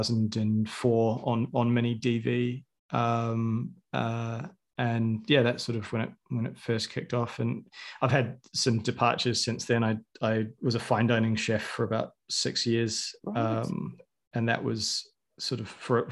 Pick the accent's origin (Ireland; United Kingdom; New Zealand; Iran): New Zealand; I was 13 when Lord of the Rings came out, and I'm from New Zealand.